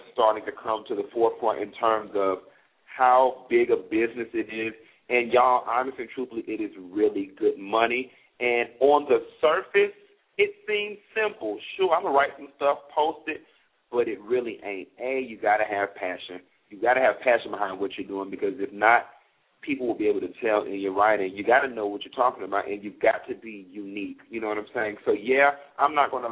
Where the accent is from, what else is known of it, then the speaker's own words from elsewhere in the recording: Miami, Florida, United States; I'm from Miami